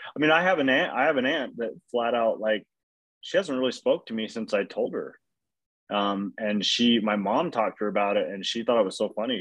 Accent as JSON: {"language": "English", "region": "Utah", "country": "United States", "said": "we're from Utah"}